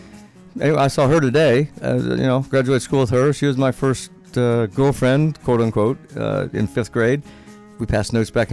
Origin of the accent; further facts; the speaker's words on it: Naples, Florida, United States; also born or lived in Fort Eustis, Virginia / Indiana; Went back to Indiana, and then we moved to Naples from Indiana in 1962, the summer of 62.